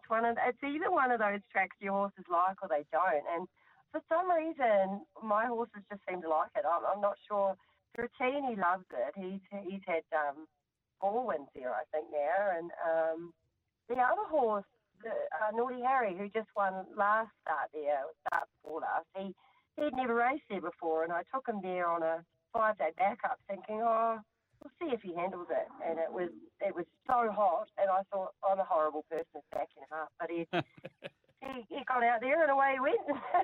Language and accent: English; New Zealand; now in Australia; No, I'm from New Zealand.